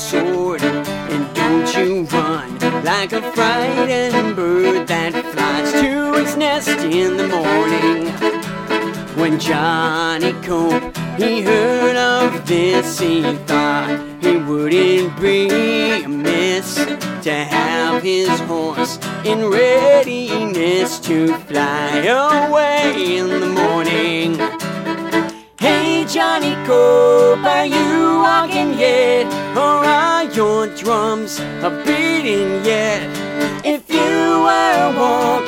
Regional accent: Toronto, Ontario, Canada; moved away as an adult; also born or lived in Philadelphia; now in Phoenixville, United States; I'm from Toronto

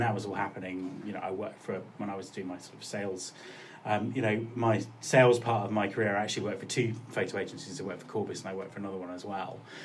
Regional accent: Kent, South East England, United Kingdom; moved away as an adult; also born or lived in Cornwall / Winchester; now in Scotland, United Kingdom; I lived in Cornwall till I was about eight, and then my parents moved to Kent. So um, I spent most of my formative years on the Kent coast

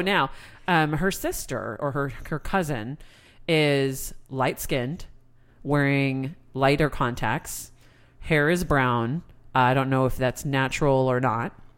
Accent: United States; my being an American

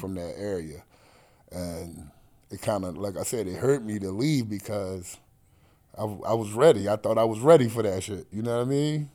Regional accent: New York City, New York, United States; born or raised there; also born or lived in Atlantic City, New Jersey / Pleasantville, New Jersey / Brooklyn

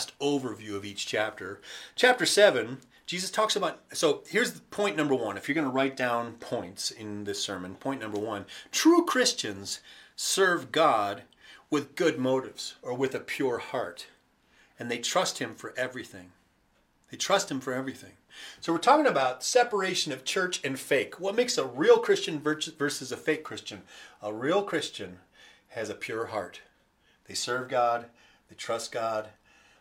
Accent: United States; I'm an American

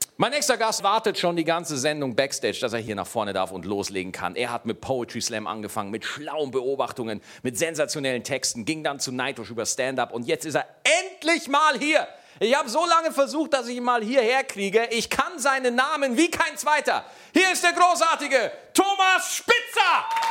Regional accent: Schwarzach, Bavaria, Germany; ich komme aus Niederbayern. Schwarzach, jawohl, 1800 Einwohner

